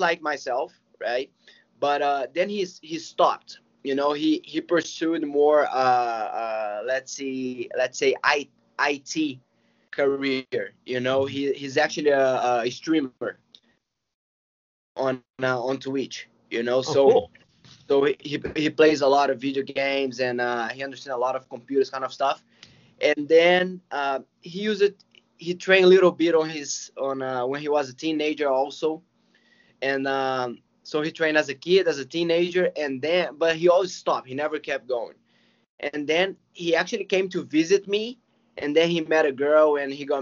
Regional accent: Belo Horizonte, Minas Gerais, Brazil; Gracie Barra BH. That is my hometown gym

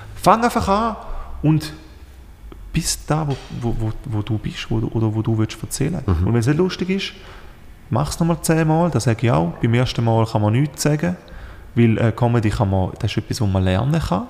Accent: Switzerland; als Schweizer

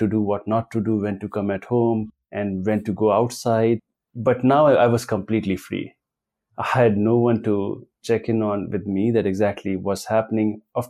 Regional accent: Patna, Bihar, India; also born or lived in New Delhi; now in Pune, India; Before Pune, I was in New Delhi for 9 years. But my hometown is in Patna.

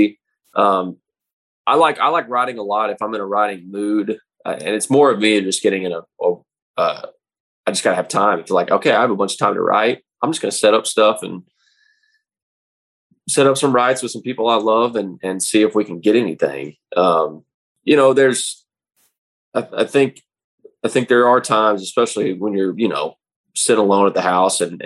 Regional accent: Mansfield, Texas, United States; now in Tennessee, United States; I grew up in Fort Worth, or just south of Fort Worth, the Mansfield area

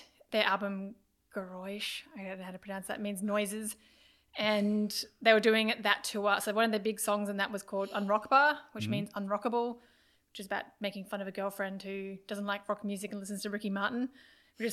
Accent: Australia; I'm that Australian fan

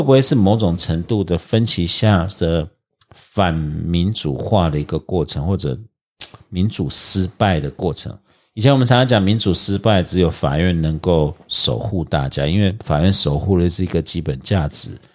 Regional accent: Taiwan; 我们台湾人

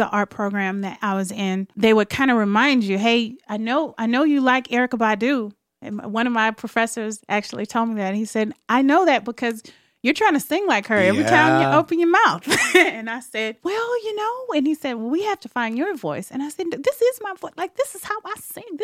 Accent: the South, United States; I'm from the South

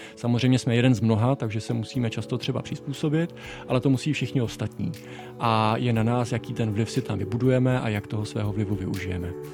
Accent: Czechia; moved away as an adult; now in Brussels, Belgium; my máme jako Češi

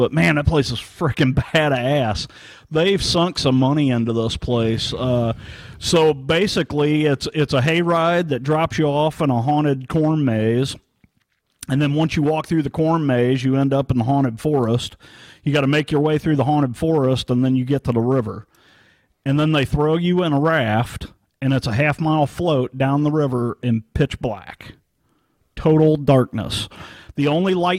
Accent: St. Charles, Missouri, United States; I grew up in St. Charles, Missouri

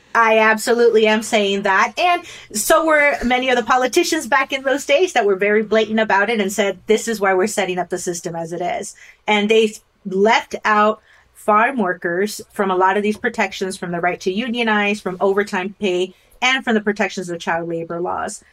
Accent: Rio Grande Valley, South Texas, United States; I grew up in South Texas in the Rio Grande Valley

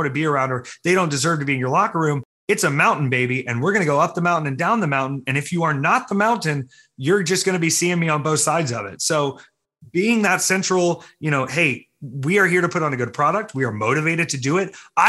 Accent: the South, United States; Both of my grandfathers were pastors in their respective religions. So I had a Methodist pastor and I had a Baptist pastor

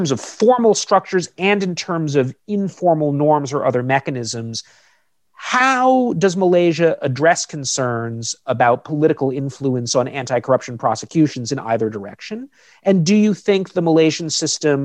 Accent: United States; I'm an American citizen

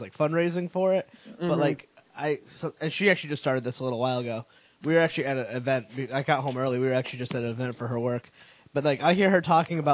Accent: Connecticut, United States; moved away as an adult; now in Providence, United States; we grew up in Connecticut, which is 2 hours away

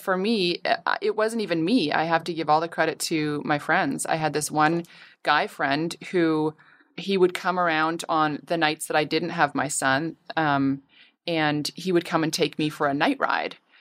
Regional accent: Canada; now in Los Angeles, United States; my family's all in Canada. I'm Canadian.

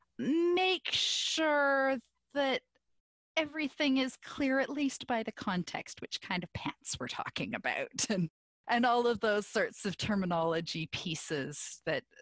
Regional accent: Canada; also born or lived in southern Ontario; I am Canadian

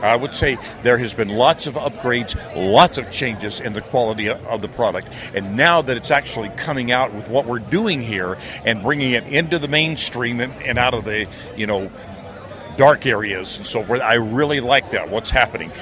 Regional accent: near Philadelphia, Pennsylvania, United States; now in Alaska, United States; I grew up in the Northeast near Philadelphia

